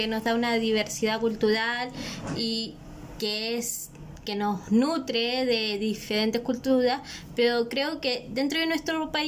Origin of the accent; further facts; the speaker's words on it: Chile; nosotros como chilenos, como pueblo acogedor de ellos